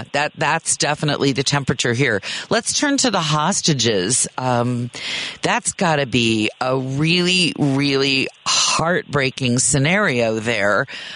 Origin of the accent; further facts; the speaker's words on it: United States; as an American who's only spent a little bit of time in Israel